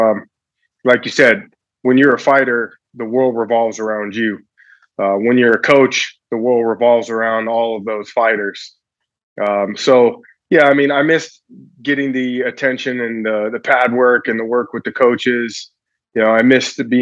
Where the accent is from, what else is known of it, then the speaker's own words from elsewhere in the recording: Las Vegas, Nevada, United States; also born or lived in Carson City area, Nevada; But I moved to Las Vegas when I was super young. I grew up in Las Vegas.